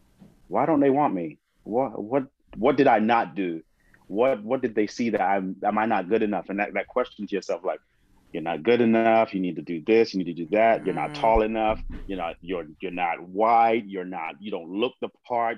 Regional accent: England, United Kingdom; also born or lived in California; now in Lancaster, United States; I'm from England too

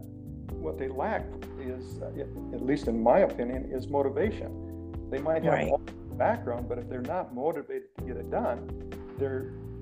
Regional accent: Rapid City, South Dakota, United States; I'm from Rapid City, South Dakota

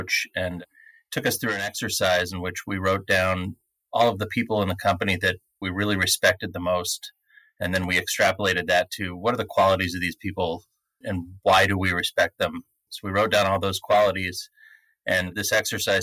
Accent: State College, Pennsylvania, United States; moved away as an adult; also born or lived in New York / Philadelphia; now in Chicago, United States; I started just about 30 years ago in my hometown in State College, Pennsylvania, where Penn State University is.

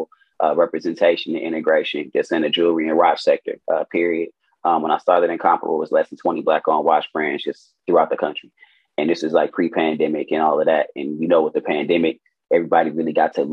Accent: Milwaukee, Wisconsin, United States; Born and raised in Milwaukee, Wisconsin

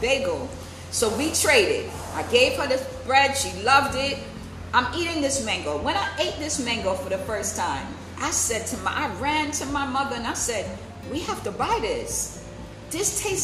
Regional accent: United States; as an American, my dad is from Barbados. That's where his family's from. My mom's family is from South Carolina.

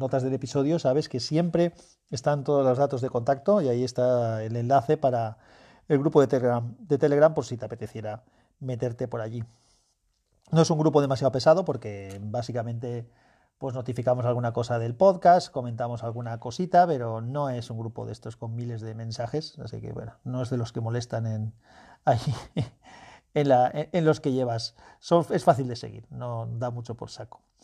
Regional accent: Valencian Community, Spain; un escultor valenciano de mi tierra

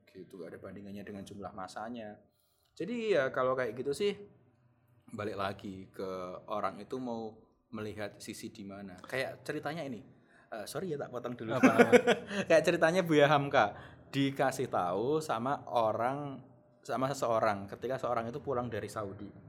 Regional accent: Java, Indonesia; accent: medok (Javanese)

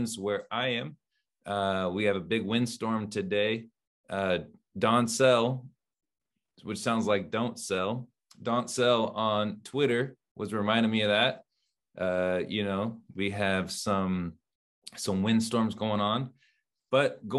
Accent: United States; I'm from the United States

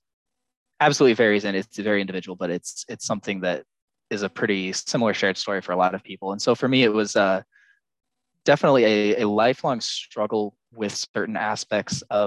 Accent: United States; also born or lived in Texas; I currently live in Texas. I'm American

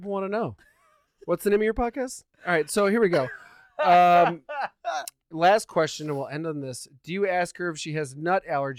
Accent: Boston, Massachusetts, United States; also born or lived in Quincy; I was born in Boston.

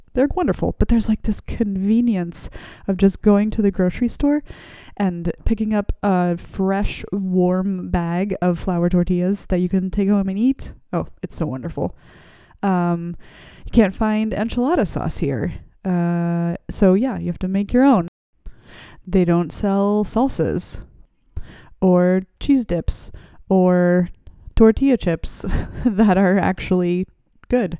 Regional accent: United States; moved away as an adult; now in Germany

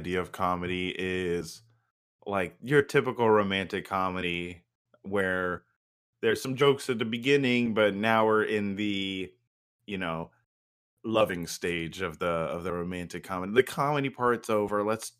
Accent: Brooklyn, New York, United States; I grew up in Brooklyn. She grew up in the suburbs.

